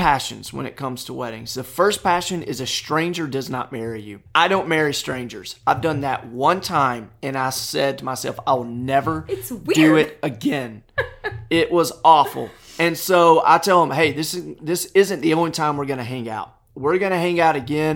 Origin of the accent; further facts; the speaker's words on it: Nashville, Tennessee, United States; I'm from Nashville, Tennessee, married.